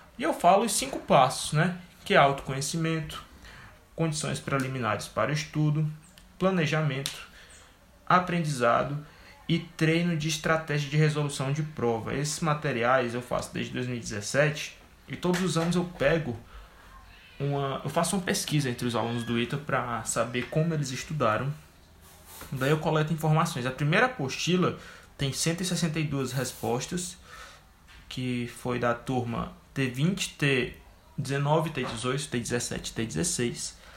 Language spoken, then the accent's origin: Portuguese; Fortaleza, Ceará, Brazil; eu sou de Fortaleza.